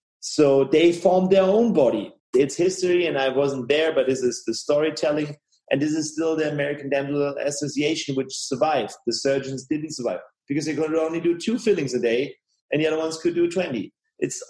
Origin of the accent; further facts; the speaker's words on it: Tübingen, Baden-Württemberg, Germany; here in Tübingen, where I live